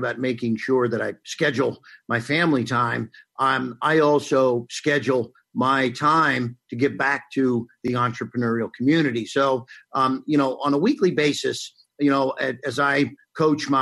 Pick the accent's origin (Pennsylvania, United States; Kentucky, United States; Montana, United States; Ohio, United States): Ohio, United States; Cincinnati; I went to Cardinal Pacelli grade school, which was a Catholic a school in Cincinnati, Ohio